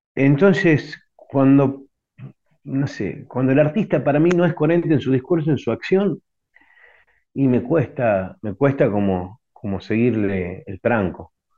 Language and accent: Spanish; Tucumán, Argentina